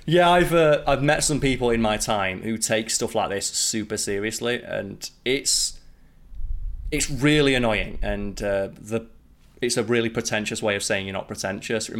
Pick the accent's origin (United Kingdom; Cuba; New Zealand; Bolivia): United Kingdom; me being British